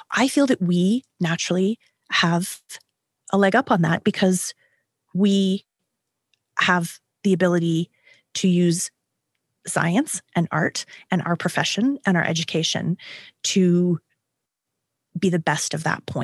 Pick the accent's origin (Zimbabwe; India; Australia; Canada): Canada; Maybe it's because I am Canadian, or maybe it's because I am 50